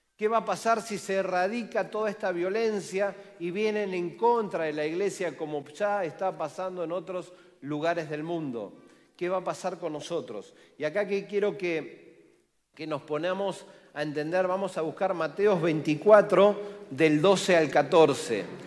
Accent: Argentina

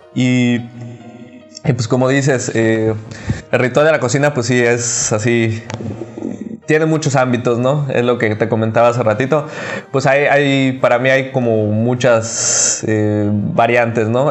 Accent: Cancún, Quintana Roo, Mexico; Eh, soy de Cancún

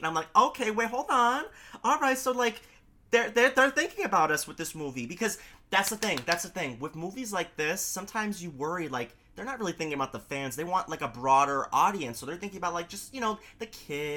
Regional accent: New York City, New York, United States; I'm a New Yorker. I live in Queens.

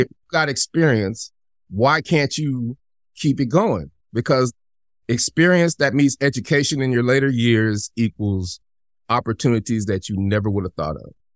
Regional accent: Denver, Colorado, United States; I'm from Denver

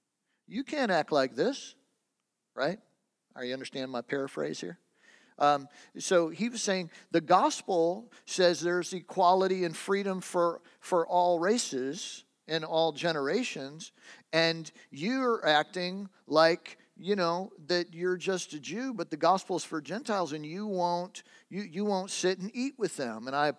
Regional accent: Michigan, United States; also born or lived in Western North Carolina; I grew up in Michigan.

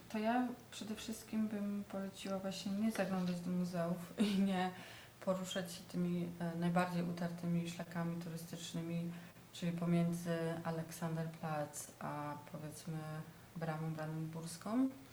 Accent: southern Poland, Poland; now in Berlin, Germany; Jestem z południa Polski

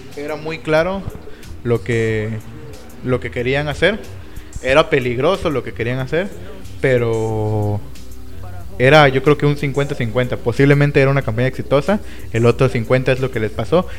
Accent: Mexico; Nosotros mismos como mexicanos

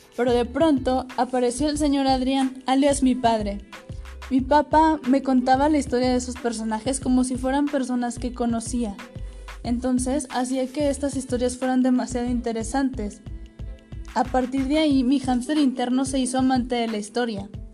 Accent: Ciudad Acuña, Coahuila, Mexico; nací en una ciudad pequeñita llamada Ciudad Acuña, Coahuila

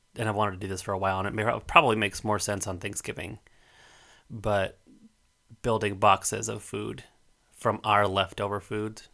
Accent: Colorado, United States; moved away; entire streets of my hometown

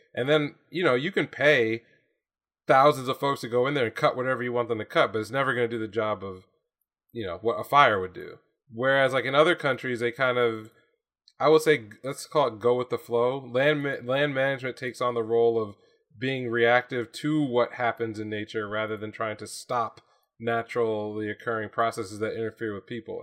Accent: United States; my experience as an American

